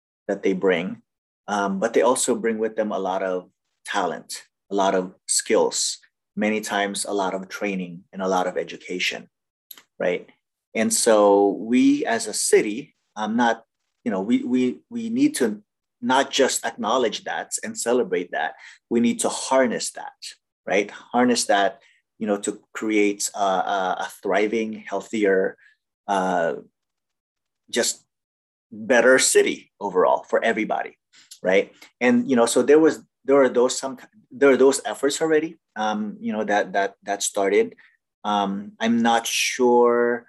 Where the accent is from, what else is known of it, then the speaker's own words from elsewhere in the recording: Philippines; now in Anchorage, United States; I am an immigrant from the Philippines.